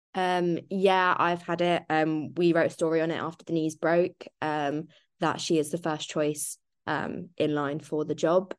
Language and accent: English; Ireland; I'm Irish